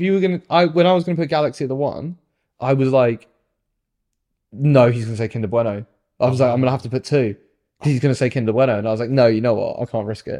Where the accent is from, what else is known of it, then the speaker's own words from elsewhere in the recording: United Kingdom; I'm British